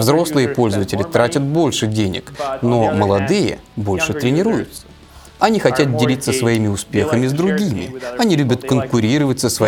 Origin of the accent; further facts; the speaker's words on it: Serbia; Я из Сербии.